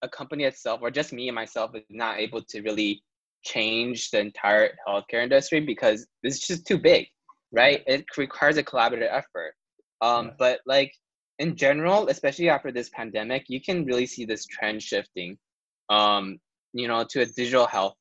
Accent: Taiwan; now in United States; Taiwan, I'm from Taiwan

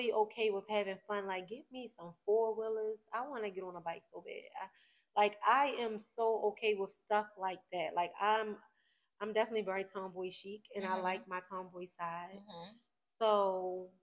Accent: Baltimore, Maryland, United States; I'm from Baltimore City.

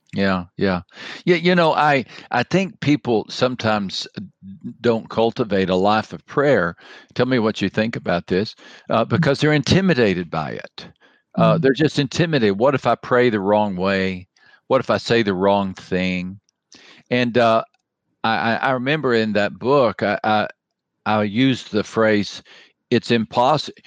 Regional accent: West Texas, United States; I grew up in West Texas

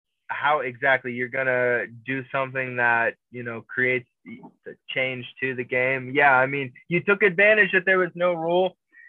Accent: Pittsburgh, Pennsylvania, United States; even though I'm from Pittsburgh

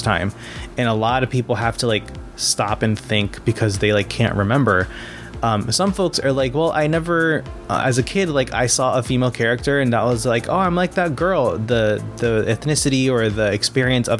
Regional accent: Bridgeport, Connecticut, United States; first language Spanish; English is a second language; also born or lived in Trumbull, Connecticut; I was born and raised in Connecticut, in Bridgeport, and then moved a town over to Trumbull for high school

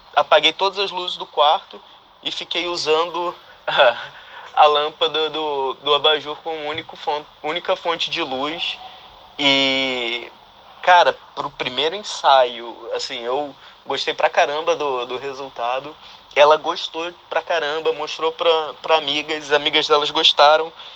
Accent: Manaus, Amazonas, Brazil; now in Vancouver, Canada; Sou de Manaus, mas moro em Vancouver, no Canadá

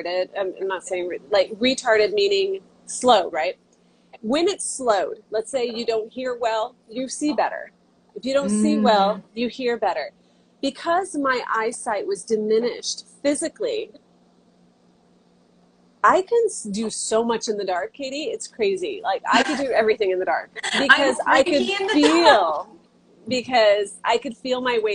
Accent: Santa Clara, California, United States; moved away as an adult; also born or lived in Santa Cruz, California; now in Hawaii, United States; I was born and raised in Santa Clara, California

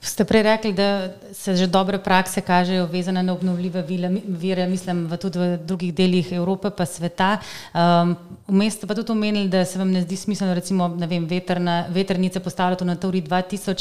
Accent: Zasavje, Slovenia; jaz sem iz Zasavja

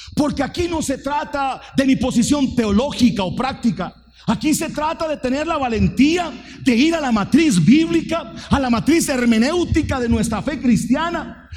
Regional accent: Fraijanes, Alajuela, Costa Rica; yo soy de Fraijanes, soy piso de tierra

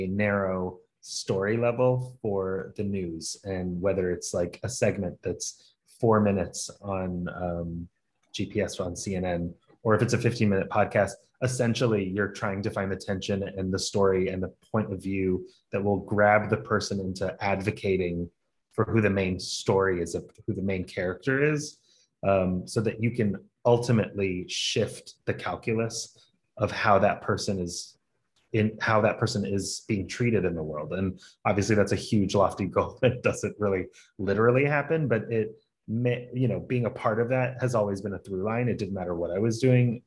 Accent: Atlanta, Georgia, United States; I was born and raised in Atlanta, but I'm originally Lebanese.

